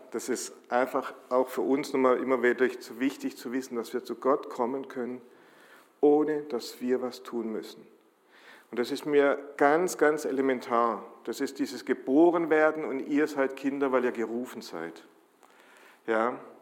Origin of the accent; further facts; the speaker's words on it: Germany; als Deutsche